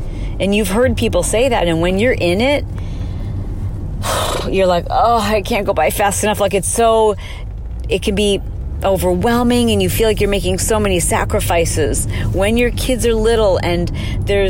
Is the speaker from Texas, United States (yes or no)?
no; Michigan, United States; moved away as an adult; now in California, United States; I went to school at Michigan State and I grew up in Michigan